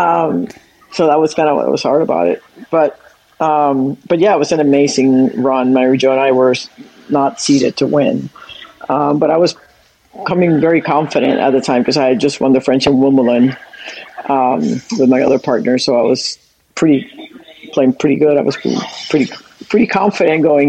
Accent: Puerto Rico; moved away as an adult; I grew up in Puerto Rico until I was 18

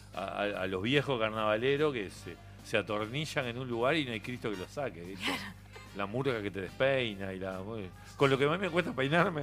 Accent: Montevideo, Uruguay; moved away as an adult; also born or lived in Spain; la calle Suecia, donde yo nací

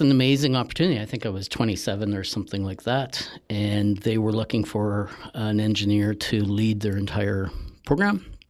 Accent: Sault Ste. Marie, Ontario, Canada; so I grew up in Northern Ontario

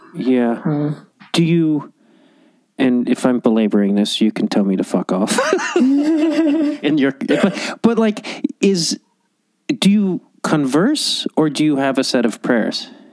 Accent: Chicago, Illinois, United States; moved away as an adult; also born or lived in Los Angeles; I grew up in Chicago.

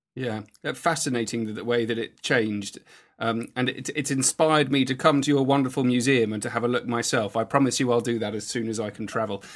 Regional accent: United Kingdom; being a British historian

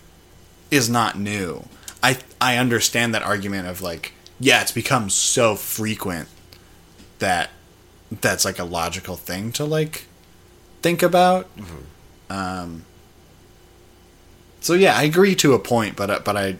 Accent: Edmonton, Alberta, Canada; moved away; I'm from Edmonton, Alberta

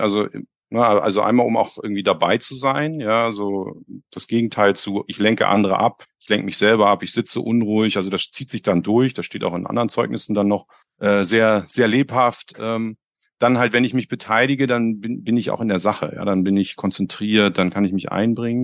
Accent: Hamburg, Germany; ich komme ja aus Hamburg

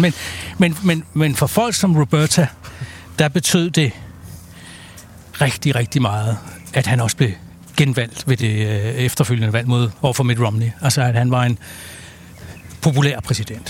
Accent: Denmark; vi som danskere

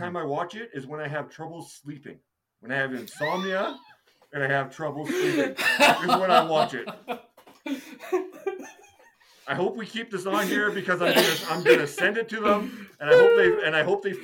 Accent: Castlegar, British Columbia, Canada; where were you born? I say Castlegar

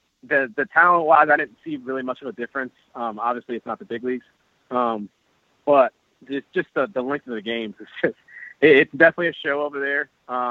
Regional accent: Tampa, Florida, United States; I'm from Tampa, Florida

